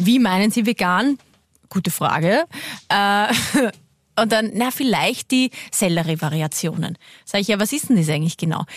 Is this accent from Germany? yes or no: no; Waldviertel, Lower Austria, Austria; Ich bin aus dem Waldviertel